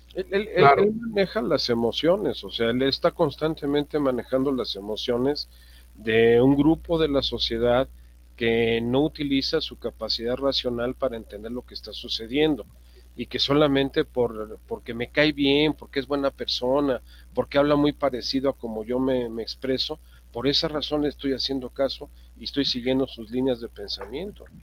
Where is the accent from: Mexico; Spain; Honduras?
Mexico; como ciudadanos, como mexicanos